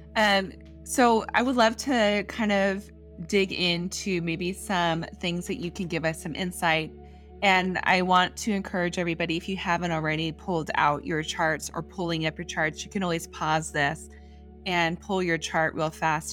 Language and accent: English; San Diego, California, United States; I grew up in San Diego, but I travel. I I was born in Northern California, and came down here, and we came down to San Diego